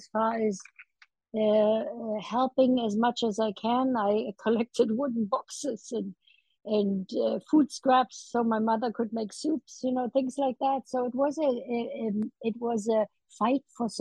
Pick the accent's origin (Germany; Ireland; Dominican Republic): Germany; Berlin; now in United States; When 1948, when I was 5 years old, and we were hungry, you know, we needed food. And I watched my city divided into four sectors